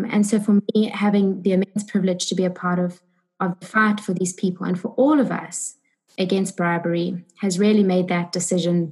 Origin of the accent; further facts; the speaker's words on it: South Africa; moved away as an adult; now in United Kingdom; I am from South Africa